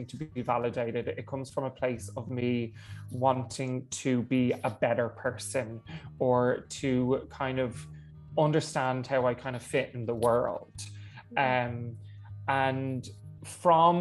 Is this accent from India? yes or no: no; Dublin, Leinster, Ireland; I'm from Dublin